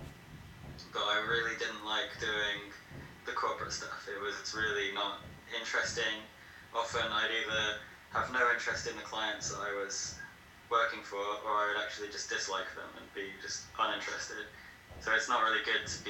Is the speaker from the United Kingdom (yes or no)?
yes; England, United Kingdom; moved away as an adult; also born or lived in Leeds; now in Peru; I'm from England, and I've been living in Peru for the last 14 months